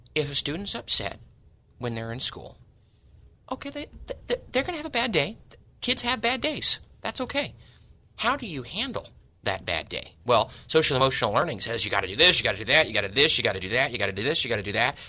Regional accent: San Diego, California, United States; born and raised in East County, San Diego

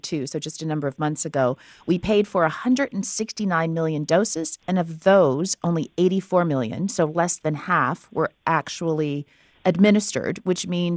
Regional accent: Canada; as a Canadian

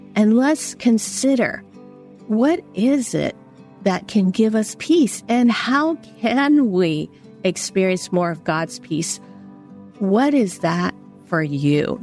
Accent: San Francisco, California, United States; I grew up in San Francisco, Chinatown

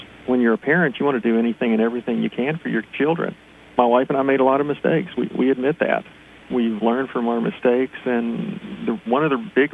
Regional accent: West Virginia, United States; now in Pennsylvania, United States; I'm originally from West Virginia

